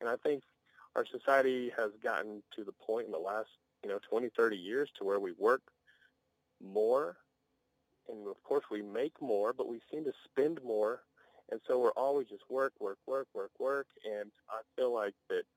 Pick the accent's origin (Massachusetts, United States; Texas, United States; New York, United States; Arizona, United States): Texas, United States; Hart; now in Amarillo, United States; Growing up in Hart, Texas, their life moves a lot slower than Amarillo, Texas